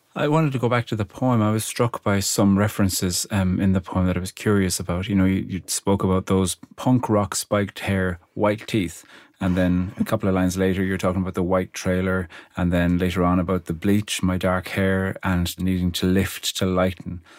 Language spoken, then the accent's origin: English; Ireland; I'm Irish